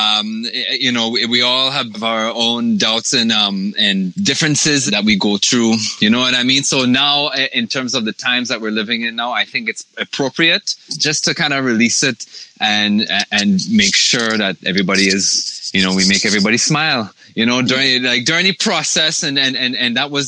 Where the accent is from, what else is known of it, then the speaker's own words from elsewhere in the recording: Toronto, Ontario, Canada; we're from Toronto